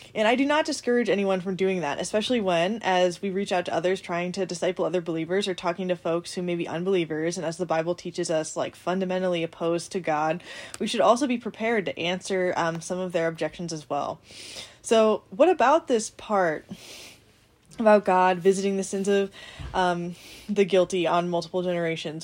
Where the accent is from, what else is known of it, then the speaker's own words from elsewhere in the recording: United States; I'm an American